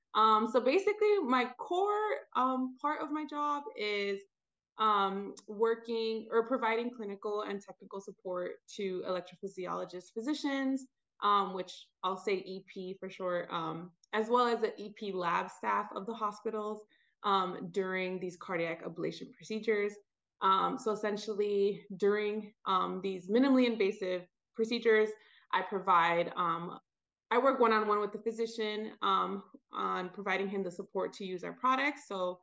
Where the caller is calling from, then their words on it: Atlanta, Georgia, United States; I am calling in from Atlanta, Georgia.